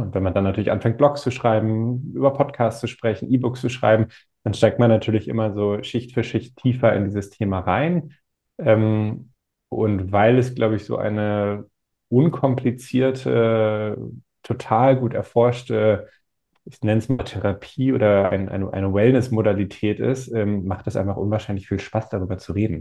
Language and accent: German; Northern Germany, Germany; Ich komme aus Norddeutschland, haben wir ohne Ende Wind